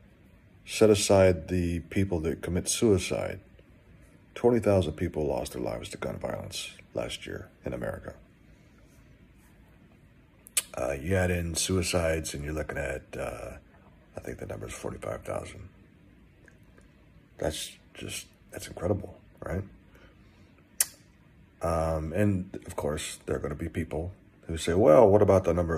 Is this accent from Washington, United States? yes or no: no; Texas, United States; I grew up in Texas. I am from Texas